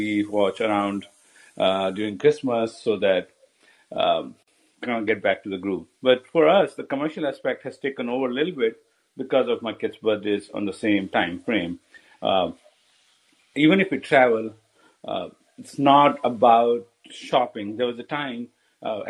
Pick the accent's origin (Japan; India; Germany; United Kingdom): India; moved away as an adult; now in United States; I'm Indian